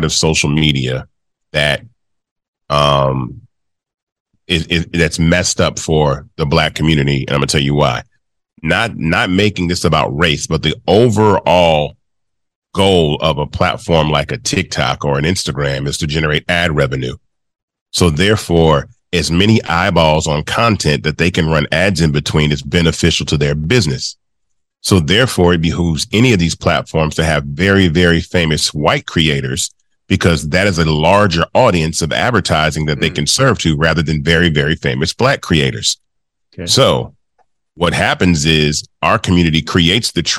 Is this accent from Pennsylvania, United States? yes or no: no; Memphis, Tennessee, United States; this kid from Memphis, Tennessee, my hometown I was born